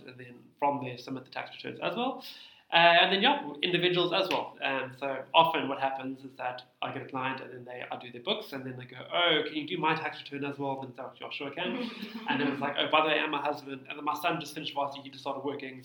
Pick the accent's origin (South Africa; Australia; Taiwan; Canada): South Africa; Cape Town, Western Cape; also born or lived in Muizenberg; I'm born and bred Cape Town